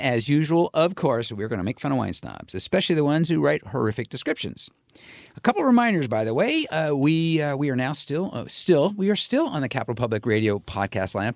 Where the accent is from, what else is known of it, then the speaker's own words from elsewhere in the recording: California, United States; I come from California